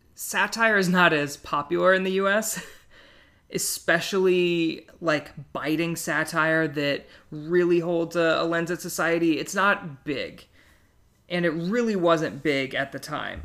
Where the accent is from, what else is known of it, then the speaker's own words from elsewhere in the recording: Midwest, United States; I grew up in the Midwest